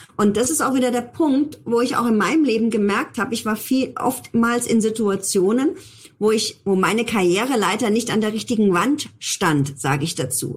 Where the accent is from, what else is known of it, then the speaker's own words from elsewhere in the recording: Germany; bei uns in Deutschland